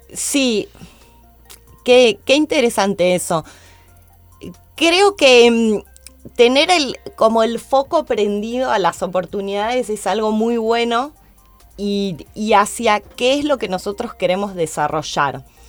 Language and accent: Spanish; Argentina; Soy la única argentina en formar parte de su equipo en Estados Unidos